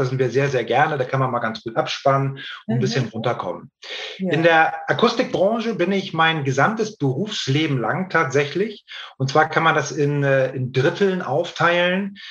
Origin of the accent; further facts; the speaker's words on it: Hamburg, Germany; also born or lived in Norderstedt; Ich bin äh, gebürtiger Hamburger, wohne in Norderstedt in der Nähe von Hamburg